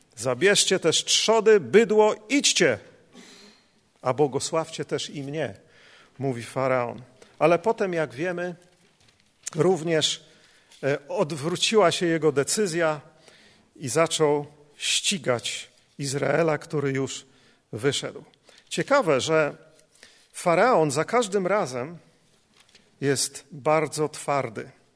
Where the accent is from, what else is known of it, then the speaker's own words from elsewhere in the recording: Poland; nas, Polaków